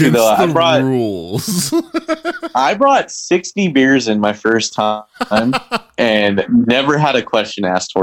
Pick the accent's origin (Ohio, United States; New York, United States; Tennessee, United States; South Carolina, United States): Tennessee, United States; moved away; I'm basically from Tennessee.